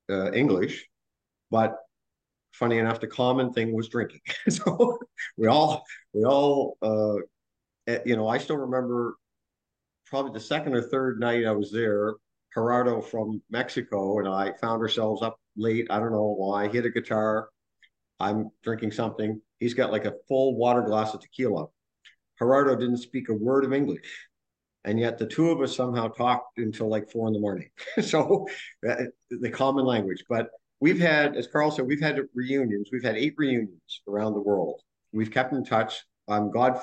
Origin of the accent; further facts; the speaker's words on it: Canada; I'm coming from Canada